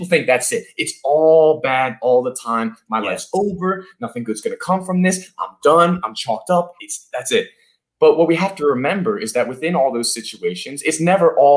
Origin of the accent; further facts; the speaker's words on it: Philadelphia, Pennsylvania, United States; I'm from Philadelphia. I live in Center City, Philadelphia here